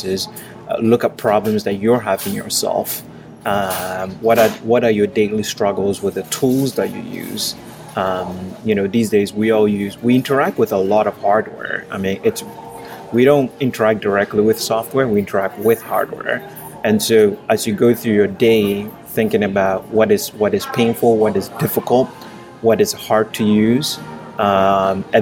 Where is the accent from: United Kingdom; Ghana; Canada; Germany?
Ghana; moved away as an adult; now in United States; I grew up in Ghana. I moved to the U.S. for college, and I've lived here since then